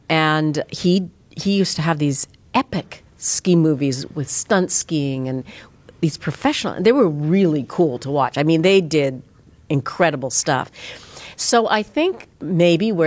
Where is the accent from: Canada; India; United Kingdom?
Canada; Edmonton, Alberta; moved away; I was literally back in Edmonton, Alberta, where I'm from